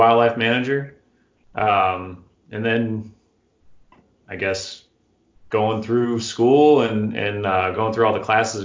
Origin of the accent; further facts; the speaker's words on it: Tucson, Arizona, United States; I grew up here in Arizona in Tucson